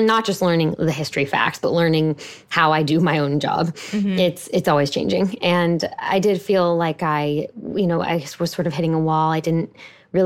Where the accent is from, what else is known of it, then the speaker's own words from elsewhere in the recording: Houston, Texas, United States; I live in my hometown of Houston, Texas